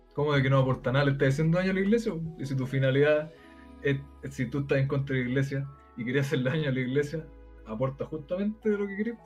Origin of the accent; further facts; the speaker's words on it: Chile; soy chileno, y me voy a vivir de año a Argentina